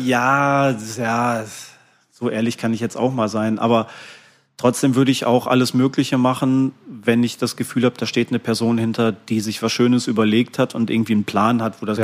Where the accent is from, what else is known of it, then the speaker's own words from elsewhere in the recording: Ruhr area, North Rhine-Westphalia, Germany; moved away; Ich bin ja eigentlich gebürtiger Ruhrgebietler und dann natürlich auch die ersten Konzerte im Ruhrgebiet so gespielt und die ersten Jahre da gewohnt